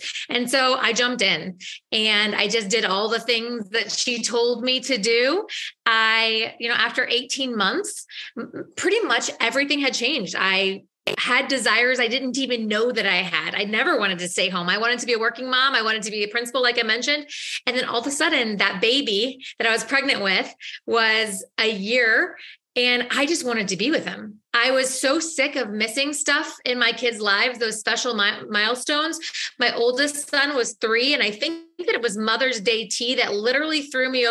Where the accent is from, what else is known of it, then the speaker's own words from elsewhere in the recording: St. Louis, Missouri, United States; I am from St. Louis, Missouri